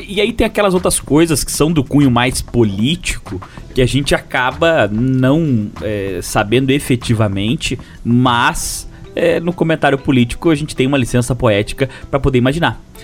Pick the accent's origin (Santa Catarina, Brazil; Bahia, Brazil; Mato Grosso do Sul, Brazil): Santa Catarina, Brazil; Lages; accent: lageano; nosso dialeto popular lajanês